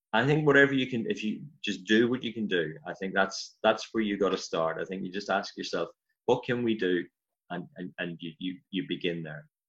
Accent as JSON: {"language": "English", "area": "County Armagh", "region": "Northern Ireland", "country": "United Kingdom", "moved": "as an adult", "lives_now": "Glasgow, United Kingdom", "said": "as you probably picked up from the accent, I'm from Ireland originally, um, Northern Ireland, County Armagh."}